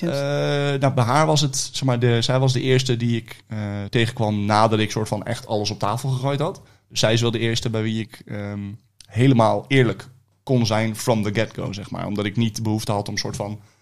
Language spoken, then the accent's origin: Dutch; Rotterdam, South Holland, Netherlands; also born or lived in Delft; Rotterdam. Rotterdam. Rotterdam. Drie jaar in Delft gewoond en voor de rest altijd, eh, altijd in Rotterdam.